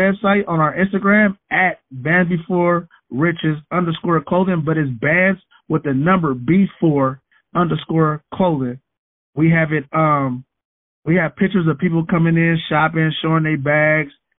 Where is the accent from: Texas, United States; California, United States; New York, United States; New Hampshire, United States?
California, United States; San Francisco; I was a troubled youth growing up in the Western Addition. I'm from Fillmore, California